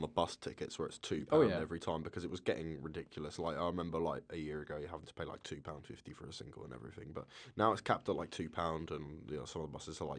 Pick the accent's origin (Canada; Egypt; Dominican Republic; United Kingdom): United Kingdom; Colchester, East of England; Like my hometown, Colchester, has just become a city.